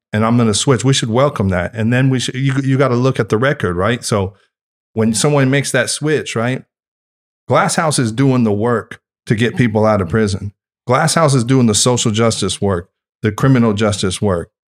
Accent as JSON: {"language": "English", "region": "Northern California", "country": "United States", "said": "I'm from Northern California"}